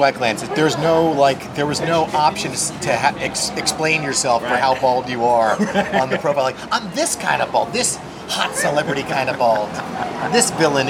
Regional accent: Florida, United States; now in Los Angeles, United States; I'm from Florida

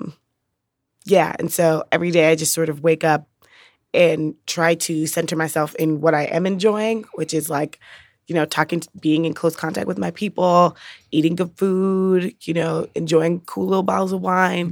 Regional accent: New York City, New York, United States; moved away as an adult; also born or lived in Brooklyn, New York; now in Chicago, United States; I'm from the Bronx, New York.

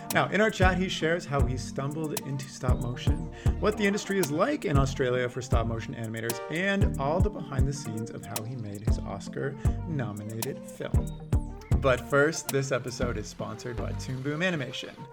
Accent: Canada; growing up in Canada

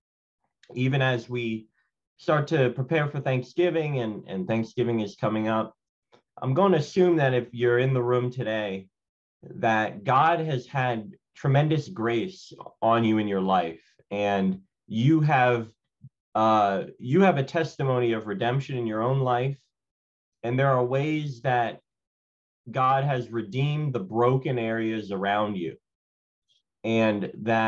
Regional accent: Philadelphia, Pennsylvania, United States; I'm born and raised in Philadelphia.

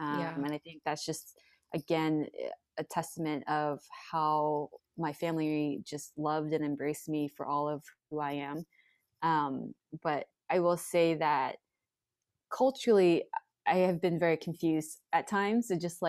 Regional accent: Hong Kong; growing up in the American family and the American culture, but then also growing up in the Hong Kong culture with a very diverse group of people in the expat community.

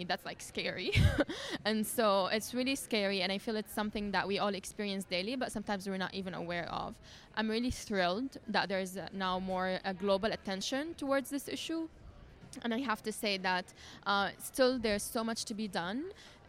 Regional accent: Syria; I'm from Syria

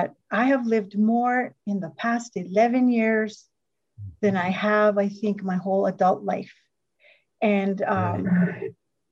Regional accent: Northern New Mexico, United States; I am from Northern New Mexico

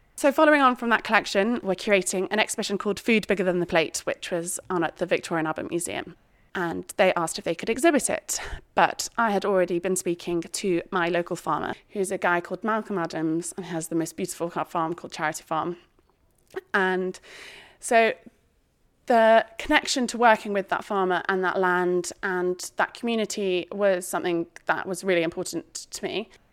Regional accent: Shropshire, West Midlands, United Kingdom; I was brought up in Shropshire as part of a very farming family

